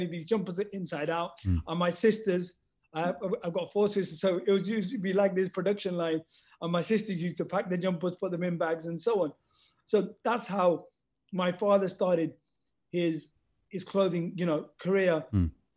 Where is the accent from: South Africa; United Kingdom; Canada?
United Kingdom; Leicester, East Midlands; also born or lived in Los Angeles; my hometown, Leicester